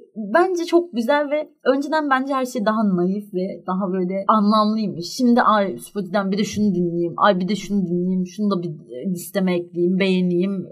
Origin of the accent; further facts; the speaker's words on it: Istanbul, Turkey; ben doğup büyüdüğüm yerde